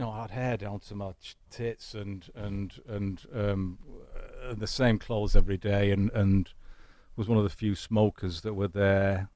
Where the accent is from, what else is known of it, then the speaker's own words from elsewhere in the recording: Manchester, North West England, United Kingdom; accent: Manchester; now in United States; my Manchester accent